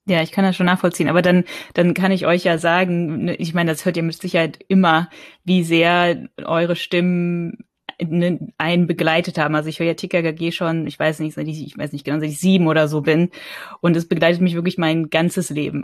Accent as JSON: {"language": "German", "region": "North Rhine-Westphalia", "country": "Germany", "tie": "born or raised there", "said": "ich bin in, in, in Nordrhein-Westfalen aufgewachsen"}